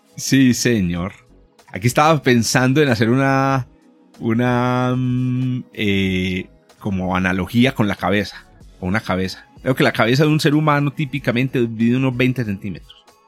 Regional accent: Paisa, Antioquia, Colombia; also born or lived in Medellín, Colombia; somos paisas, o de Antioquia

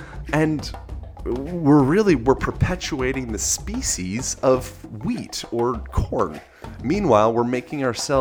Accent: Philadelphia or outside of Lancaster, Pennsylvania, United States; I grew up in Philadelphia or outside of Lancaster, Amish country.

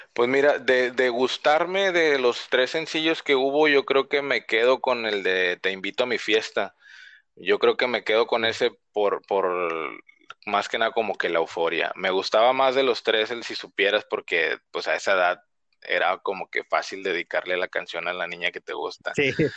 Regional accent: Reynosa, Tamaulipas, Mexico; moved away as an adult; now in Tijuana, Mexico; yo soy de Reynosa, Tamaulipas, y nací, crecí ahí mm, casi todos los años que tengo

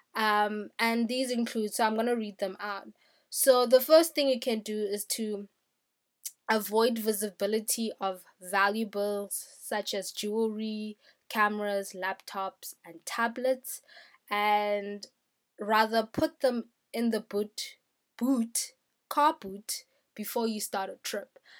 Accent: South Africa; I'm a South African.

